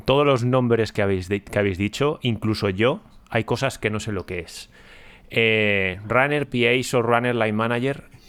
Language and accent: Spanish; Ponferrada, Castile and León, Spain; now in London, United Kingdom; yo soy de Ponferrada